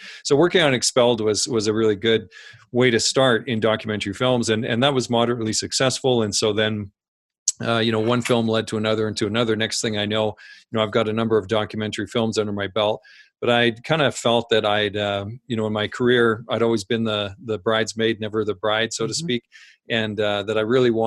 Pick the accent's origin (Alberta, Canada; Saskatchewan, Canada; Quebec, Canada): Saskatchewan, Canada; I grew up in Saskatchewan on a farm in a small town